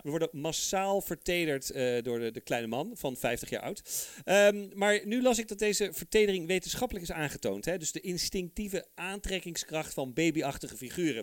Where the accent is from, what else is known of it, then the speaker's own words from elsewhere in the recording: Netherlands; also born or lived in Heemstede; wij als Nederlanders